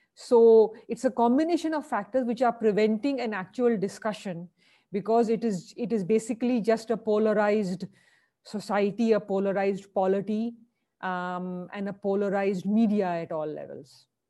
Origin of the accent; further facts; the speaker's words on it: Lucknow, Uttar Pradesh, India; also born or lived in Delhi; I was born in Delhi. I grew up in Lucknow.